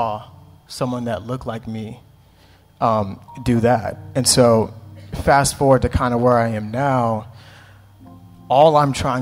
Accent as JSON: {"language": "English", "country": "United States", "tie": "born or raised there", "said": "as a black kid growing up in America"}